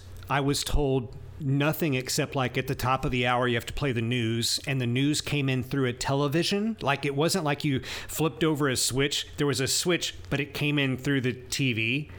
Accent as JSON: {"language": "English", "town": "Lewisburg", "region": "Tennessee", "country": "United States", "tie": "born or raised there", "said": "I was 14, and there was this guy named Bob Smart in my hometown, Lewisburg. Yo-Yo, represent Tennessee."}